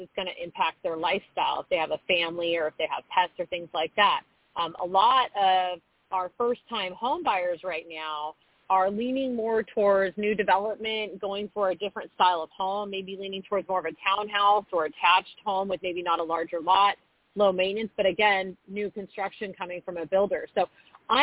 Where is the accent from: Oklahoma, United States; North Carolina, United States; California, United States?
California, United States; Orange County; moved away as an adult; now in Austin, United States; born and raised in Orange County, lived out of state and out of the country for some time in my early 20s